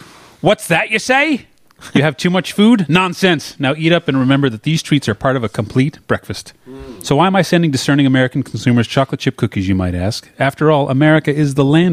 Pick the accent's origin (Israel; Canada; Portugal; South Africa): Canada; When I was a Canadian kid going to visit my Long Island cousins